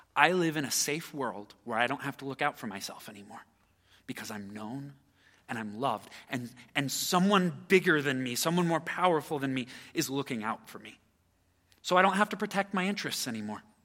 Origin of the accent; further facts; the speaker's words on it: United States; As an American citizen